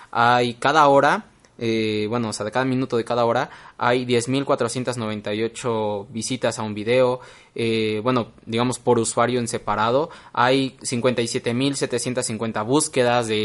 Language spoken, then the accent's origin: Spanish; Mexico; nosotros que somos mexicanos